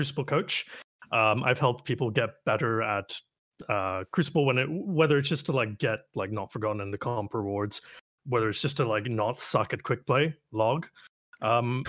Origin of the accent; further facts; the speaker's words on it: Canada; I am Canadian